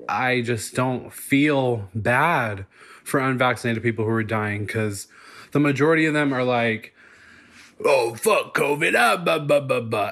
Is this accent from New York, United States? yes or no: yes; New York City, New York, United States; moved away as an adult; also born or lived in Portland; now in Los Angeles, United States; I'm born and raised in New York City